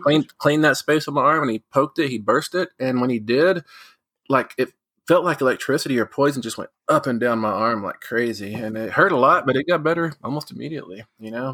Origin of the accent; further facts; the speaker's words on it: West Texas, United States; Growing up in West Texas